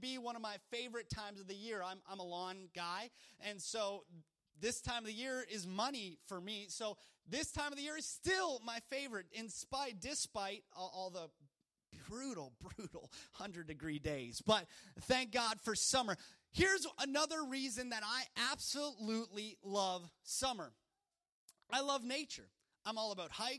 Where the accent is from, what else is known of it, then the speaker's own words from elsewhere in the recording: Canada; moved away as an adult; now in Louisiana, United States; In Canada, growing up in Canada, it was wonderful